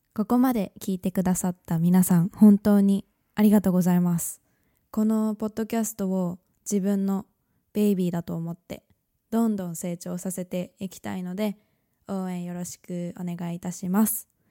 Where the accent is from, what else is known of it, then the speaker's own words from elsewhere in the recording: Japan; moved away as an adult; now in London, United Kingdom; 日本で生まれ育ったんですけど2018年にイギリスの大学に入学してからロンドンで